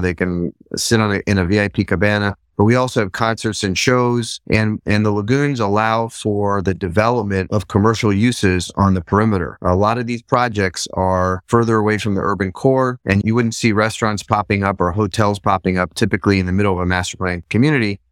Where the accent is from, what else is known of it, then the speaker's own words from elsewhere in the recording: Boca Raton, Florida, United States; also born or lived in Israel; I'm, uh, originally born in Israel, grew up in South Florida. I grew up in Boca Raton.